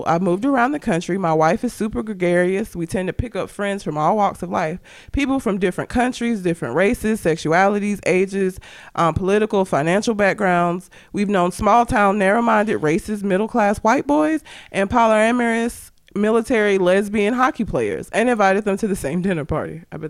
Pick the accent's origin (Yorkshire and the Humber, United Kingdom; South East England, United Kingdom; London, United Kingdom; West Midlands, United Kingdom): London, United Kingdom; Norwood; So, I grew up in Southeast London, just outside of a place called Croydon, in a rough neighborhood called Norwood. I was born in 87, so it wasn't exactly the most understanding environment to be in.